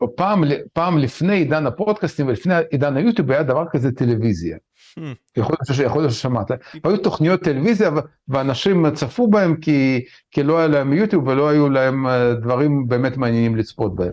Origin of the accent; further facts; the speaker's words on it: Israel; כישראלים וכיהודים